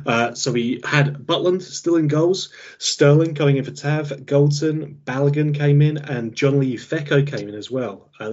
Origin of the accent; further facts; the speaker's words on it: England, United Kingdom; because we're English and we're definitely supporting them.